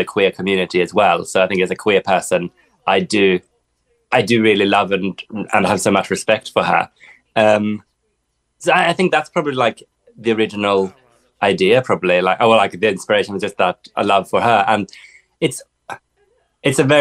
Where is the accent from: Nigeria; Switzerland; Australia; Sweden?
Sweden; moved away; I grew up in the Swedish forest